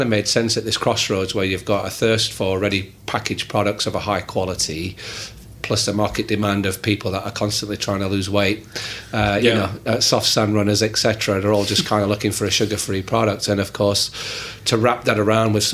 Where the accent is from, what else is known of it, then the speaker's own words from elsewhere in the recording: Yorkshire and the Humber, United Kingdom; I grew up in Yorkshire, England